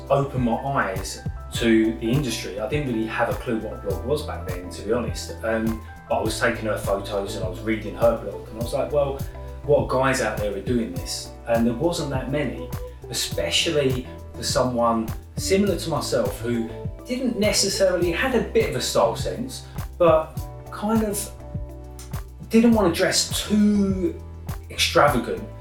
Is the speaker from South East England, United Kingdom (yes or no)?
yes; Kent, South East England, United Kingdom; moved away as an adult; also born or lived in Whitechapel, London / Clapham, London; now in London, United Kingdom; I was born in East London, Whitechapel. My family then moved to Kent and I grew up in Kent.